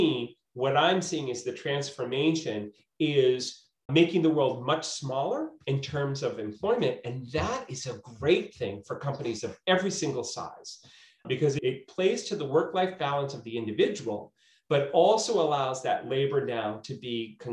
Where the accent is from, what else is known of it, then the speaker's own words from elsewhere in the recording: Waltham, Massachusetts, United States; also born or lived in New York; I grew up in Waltham, I work in Boston, I've been down, you know, schooled in New York